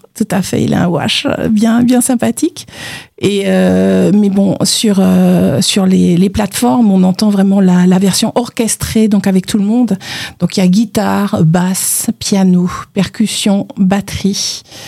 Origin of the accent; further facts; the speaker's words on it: Martinique; je viens de la Caraïbe, je viens de Martinique